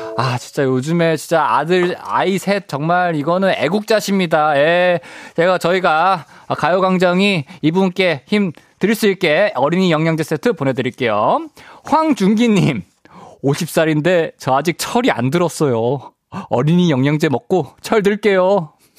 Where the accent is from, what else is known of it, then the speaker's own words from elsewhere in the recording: Busan, South Korea; moved away; 저는 어렸을 때 이제 부산 살았어 가지고